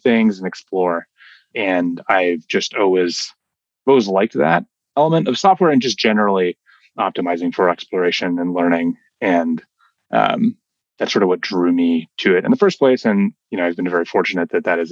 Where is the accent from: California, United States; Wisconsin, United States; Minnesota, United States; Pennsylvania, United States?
California, United States; San Francisco; moved away as an adult; also born or lived in New York; I grew up in San Francisco and in the late 90s was sort of surrounded by tech